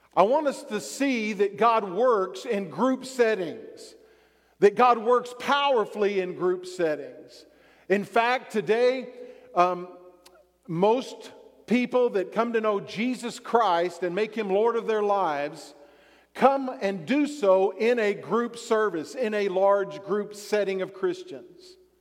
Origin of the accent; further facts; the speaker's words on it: Texas, United States; I like the Cowboys because I grew up in Texas.